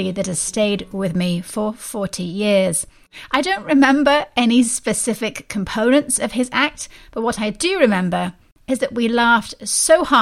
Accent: United Kingdom; now in Missouri, United States; his British tour brought him to my hometown. I was a teenager

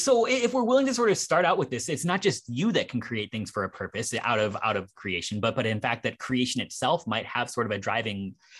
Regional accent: Cleveland, Ohio, United States; born there; I was born in Cleveland and I can't even entirely disagree with you.

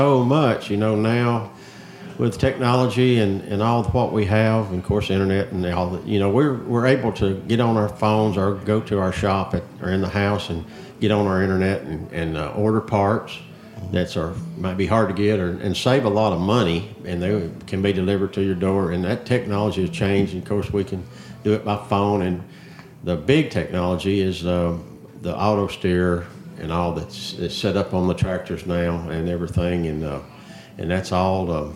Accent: Coffee County, Tennessee, United States; I was born and raised in Coffee County and live in Hillsborough. I've been there all my life

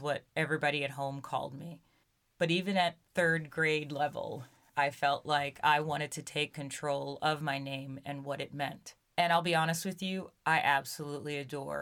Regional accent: Brooklyn, New York, United States; growing up in Brooklyn as a young Black girl

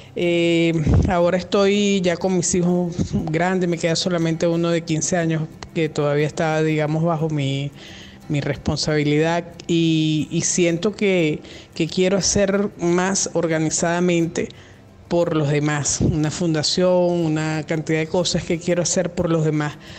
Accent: Venezuela; yo soy venezolana, estoy acá en Venezuela.

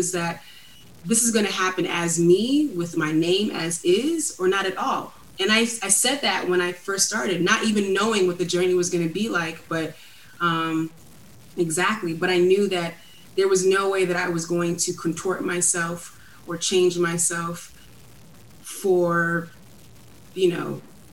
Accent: New York City, New York, United States; growing up in Brooklyn, it was like little Nigeria in our apartment

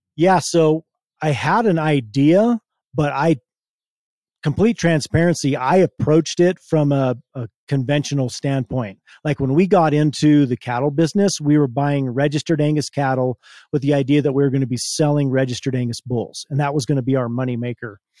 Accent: Hotchkiss, Colorado, United States; I was born and raised in Hotchkiss, Colorado. It's a little town about, um, fifteen minutes from where we are now

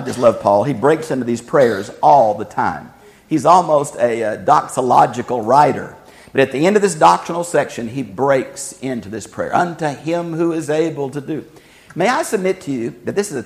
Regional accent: United States; we are American Christians

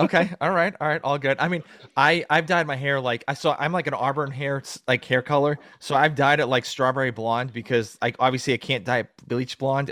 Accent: Massachusetts, United States; moved away as an adult; now in Georgia, United States; I'm from the East Coast, so I'm from originally from Massachusetts

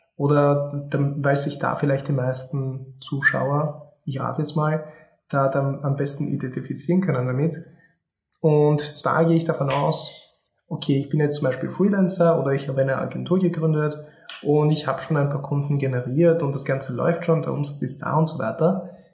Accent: Austria; ich bin geboren und aufgewachsen in Österreich. Meine Familie ist aus Polen

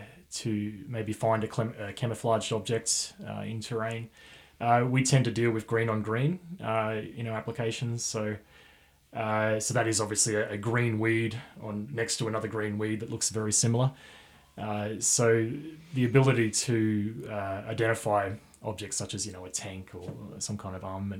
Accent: Dubbo, New South Wales, Australia; now in Armidale, Australia; I'm from Dubbo area

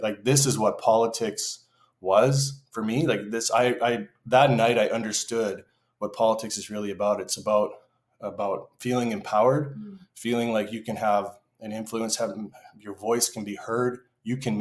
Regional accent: Port Alberni, British Columbia, Canada; also born or lived in United States; now in Port Moody, Canada; I grew up on Vancouver Island in Port Alberni

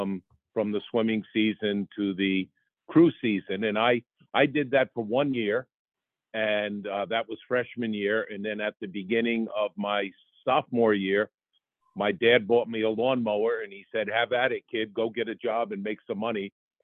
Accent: Poughkeepsie, New York, United States; So I grew up in Poughkeepsie, New York. I attended the public schools there, so I ended up at Poughkeepsie High School.

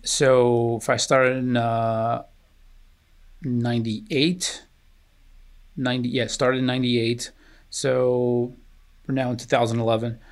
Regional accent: Newark, New Jersey, United States; also born or lived in Aveiro, Portugal; I was nine, my sister was eleven. And, uh, we immigrated to the ironbound section of Newark

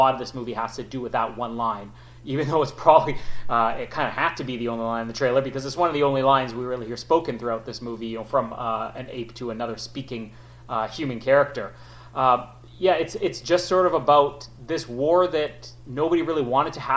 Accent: Canada; as a Canadian

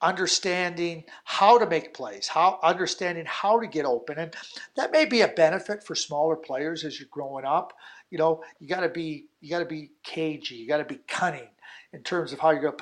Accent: Montreal, Quebec, Canada; growing up in Montreal

